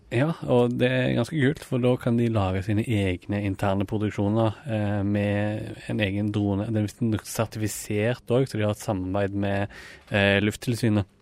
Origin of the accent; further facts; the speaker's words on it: Rogaland, Norway; moved away as an adult; now in Oslo, Norway; jeg kom jo fra Rogaland